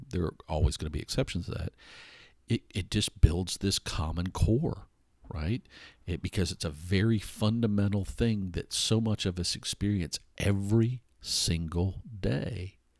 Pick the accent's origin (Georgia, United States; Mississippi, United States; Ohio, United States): Georgia, United States; Atlanta; I wasn't born here, but I grew up here. I grew up in Hot Atlanta